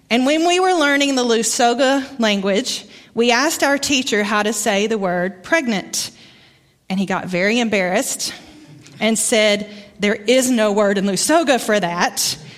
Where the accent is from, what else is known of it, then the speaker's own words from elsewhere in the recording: Arkansas, United States; accent: Arkansas; moved away; My accent comes from Arkansas. Haven't lived there in a long time.